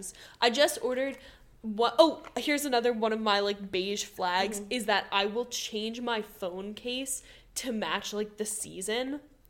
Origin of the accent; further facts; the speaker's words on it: New Jersey, United States; And my home state, New Jersey, doesn't have one.